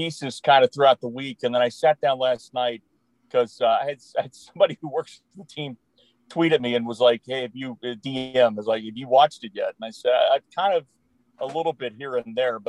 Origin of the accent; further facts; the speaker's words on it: Spartanburg, South Carolina, United States; my hometown here in Spartanburg.